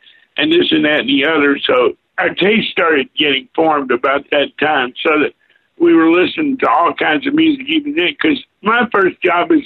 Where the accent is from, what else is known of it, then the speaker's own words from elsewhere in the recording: Louisville, Kentucky, United States; moved away; also born or lived in Florida / New Jersey / upstate New York; I was actually born in Eastern Kentucky, but grew up in Louisville.